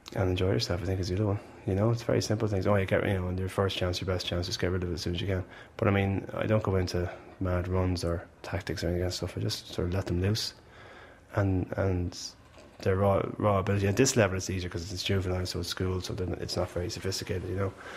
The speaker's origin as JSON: {"language": "English", "town": "Malahide", "region": "Leinster", "country": "Ireland", "said": "I'm from Malahide"}